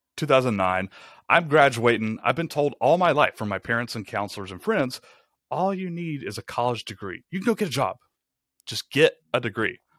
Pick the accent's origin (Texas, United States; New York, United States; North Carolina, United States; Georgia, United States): Georgia, United States; Rome; moved away as an adult; also born or lived in Atlanta, Georgia; We moved to Rome, Georgia, which is where I'm from, it's my hometown